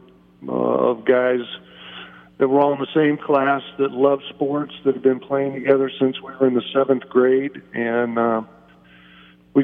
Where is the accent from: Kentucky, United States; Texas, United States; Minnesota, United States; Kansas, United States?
Kansas, United States; Ottawa; the city of Ottawa, a town that I loved growing up